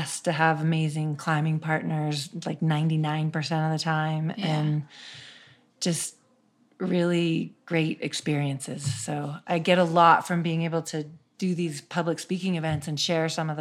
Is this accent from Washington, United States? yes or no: yes; Seattle, Washington, United States; I grew up in Seattle